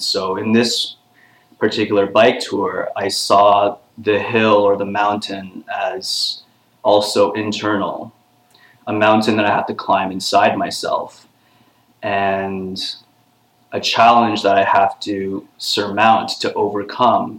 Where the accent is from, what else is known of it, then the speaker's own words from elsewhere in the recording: Toronto, Ontario, Canada; I'm back in my hometown of Toronto